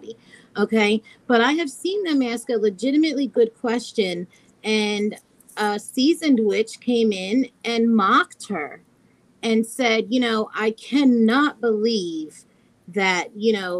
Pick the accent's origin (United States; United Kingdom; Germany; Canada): United States; I'm American